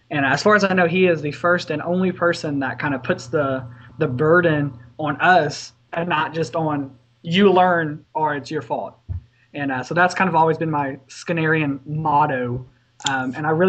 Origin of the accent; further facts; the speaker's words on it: Louisiana, United States; I was born and raised here in Louisiana and decided to stay local for my education.